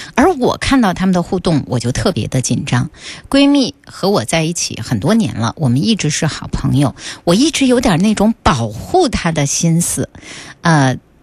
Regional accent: northern China, China; 这个是个北方人哈，我的家乡啊

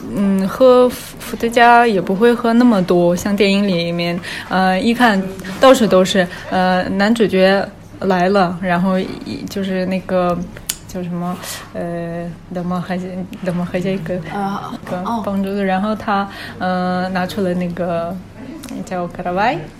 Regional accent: Irkutsk, Irkutsk Oblast, Russia; Chinese is a second language; moved away as an adult; now in Saint Petersburg, Russia; 我是在俄罗斯出生长大的，今年二十八岁。呃，我是出生在俄罗斯伊尔库茨克市，呃，现在住在圣彼得堡，已经六年了

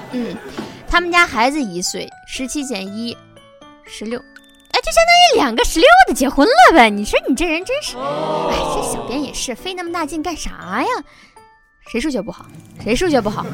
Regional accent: China; 我中国人

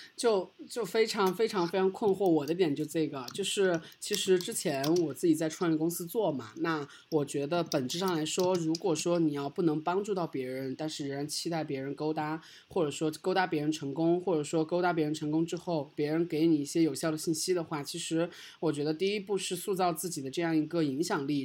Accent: China; 我们作为一个中国人，在美国要求生存

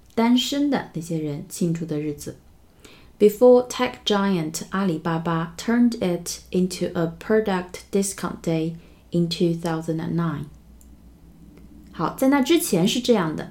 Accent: China; 我们中国人真的是无处不在

